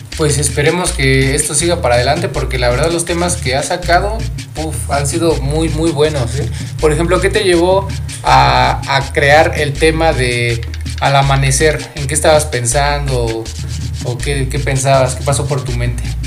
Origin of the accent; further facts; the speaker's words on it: Pachuca, Hidalgo, Mexico; yo soy de acá de Pachuca